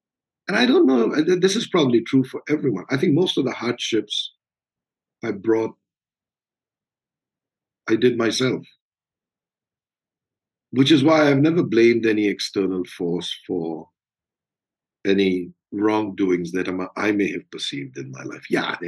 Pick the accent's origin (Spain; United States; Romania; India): India; So growing up in India is, I would imagine, very different from growing up anywhere else.